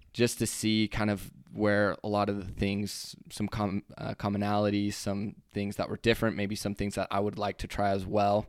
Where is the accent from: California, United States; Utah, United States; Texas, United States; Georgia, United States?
Utah, United States; we're from Utah